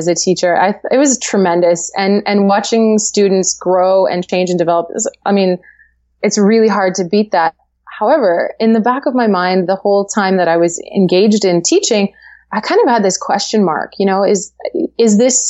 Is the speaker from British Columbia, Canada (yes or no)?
yes; Langley, British Columbia, Canada; I live in Langley, BC. Yeah, I actually born and raised in Langley.